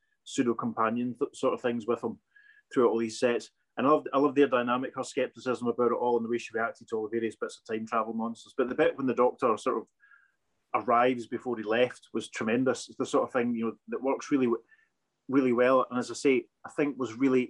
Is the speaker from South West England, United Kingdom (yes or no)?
no; West Central Scotland, United Kingdom; I'm from West Central Scotland